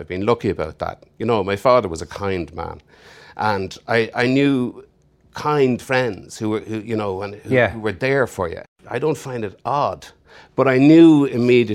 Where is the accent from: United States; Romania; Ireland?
Ireland; accent: Irish; If you don't recognize the accent, I'm Irish